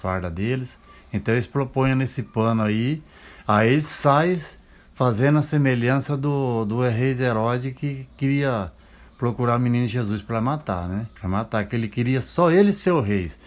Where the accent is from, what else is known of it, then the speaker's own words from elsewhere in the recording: Maringá, Paraná, Brazil; moved away as an adult; now in Sorocaba, Brazil; Eu sou natural do Paraná, Paraná. de Maringá, ali, é, é região ali de, de Maringá, Nova Esperança